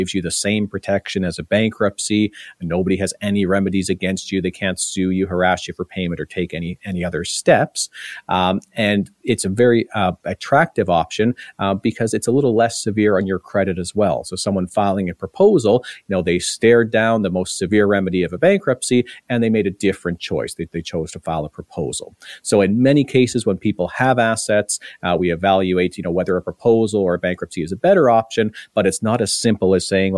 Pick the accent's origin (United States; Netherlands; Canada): Canada; Ontario; now in British Columbia, Canada; I'm from Ontario originally. It's going back 15 years now